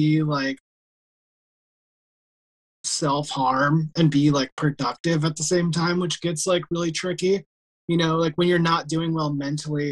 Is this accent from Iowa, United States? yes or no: yes; Iowa, United States; I'm actually from Iowa, and which, like, I grew up, like, 3 hours away from where I live now.